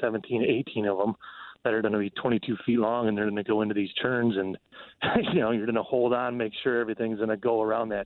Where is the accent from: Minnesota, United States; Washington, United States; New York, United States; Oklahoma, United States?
Minnesota, United States; accent: northern; I'm from Minnesota, if you can tell. I got a northern accent